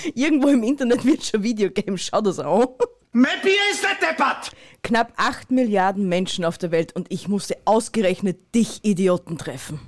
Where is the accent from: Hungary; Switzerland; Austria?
Austria; unseren Dialekt